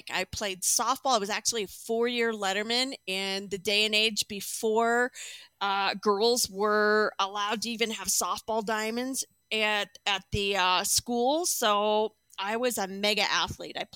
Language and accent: English; Chandler, Arizona, United States; also born or lived in Texas / Pennsylvania / Indiana; I grew up, well, I was born in Texas, in Laredo, Texas. Then we moved to Indiana, uh, Pennsylvania, Zelienople, actually, Zelienople, Pennsylvania. Then we moved to Chandler, Arizona. And then I spent most of my life in Arizona.